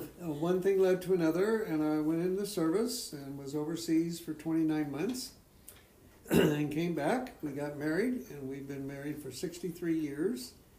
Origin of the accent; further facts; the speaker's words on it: California, United States; born there; now in Eagle, United States; I was originally from, I was born in Southern California.